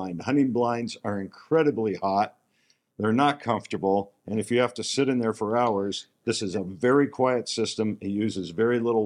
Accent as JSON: {"language": "English", "town": "Scottsdale", "region": "Arizona", "country": "United States", "said": "I'm from Scottsdale, Arizona"}